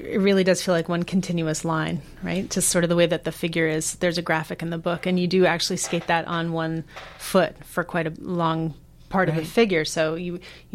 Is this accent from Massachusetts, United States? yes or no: yes; Boston, Massachusetts, United States; growing up in Boston